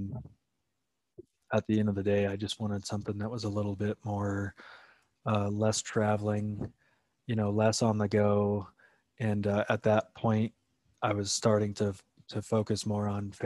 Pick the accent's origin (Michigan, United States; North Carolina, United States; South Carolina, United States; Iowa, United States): Iowa, United States; being born and raised in Iowa